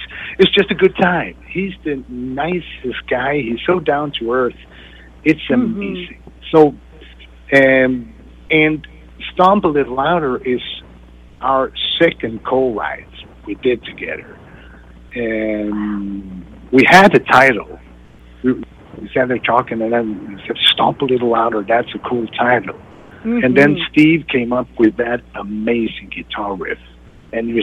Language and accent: English; Sweden; me growing up in Sweden